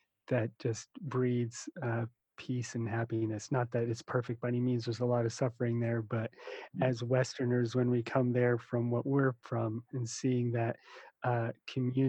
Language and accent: English; United States; also born or lived in New Jersey / New York / Russia; now in Hawaii, United States; when I was little growing up in New York and then New Jersey, you know, we were definitely poor. My family came over from Russia